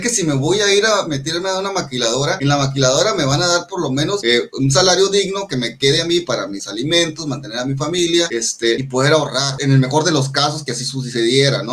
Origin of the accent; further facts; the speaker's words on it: Mexico; somos mexicanos